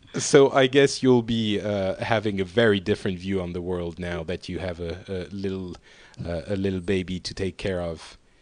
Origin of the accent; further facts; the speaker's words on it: Paris, Île-de-France, France; I'm from Paris